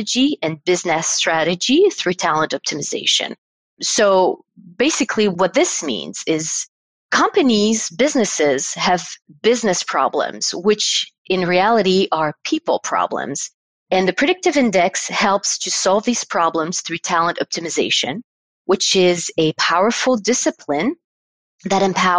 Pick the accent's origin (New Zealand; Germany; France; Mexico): France; Paris, Île-de-France; in Paris, France, and this is where I'm from. I'm from France.